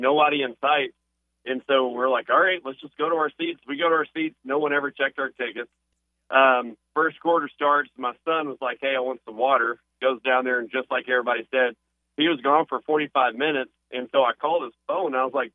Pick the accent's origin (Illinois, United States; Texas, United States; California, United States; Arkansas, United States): Arkansas, United States; South; I grew up in South Arkansas, going to War Memorial for years